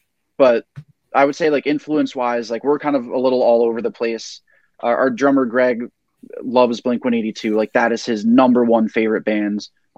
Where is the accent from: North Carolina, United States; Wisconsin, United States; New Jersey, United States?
New Jersey, United States; Glen Rock; my friends growing up in Glen Rock